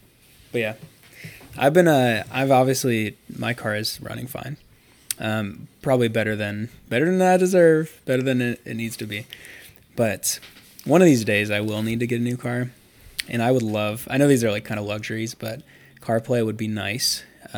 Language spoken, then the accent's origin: English; Akron, Ohio, United States; as I am a kid from Akron... I need to make a prediction about the other kid from Akron, LeBron James.